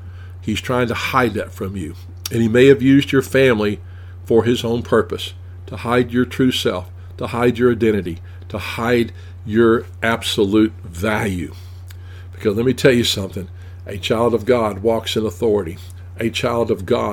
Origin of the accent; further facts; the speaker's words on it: Tennessee, United States; I'm from Tennessee